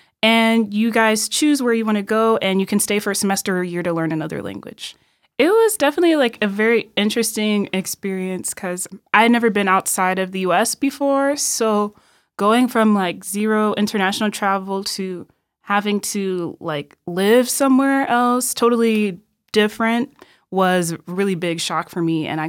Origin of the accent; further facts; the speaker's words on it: Illinois, United States; moved away as an adult; also born or lived in Milwaukee; now in Argentina; So and I was born in Milwaukee, Wisconsin. Same with my brother. Mm. And we moved to Illinois when I was three. So I barely remember Wisconsin at all. So Illinois is pretty where I've been most of my life until I came here when I was 18 for school.